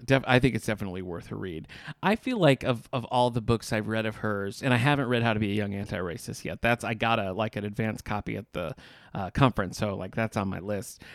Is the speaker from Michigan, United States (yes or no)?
yes; Battle Creek, Michigan, United States; I'm from Battle Creek, Michigan